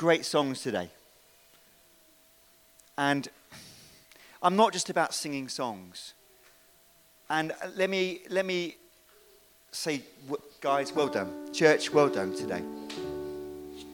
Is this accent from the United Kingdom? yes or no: yes; United Kingdom; We're British